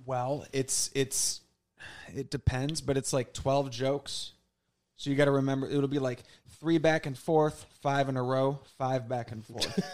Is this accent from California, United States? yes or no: no; St. Louis, Missouri, United States; moved away as an adult; also born or lived in Southern Illinois; now in New York City, United States; I basically was in Saint Louis for those three decades.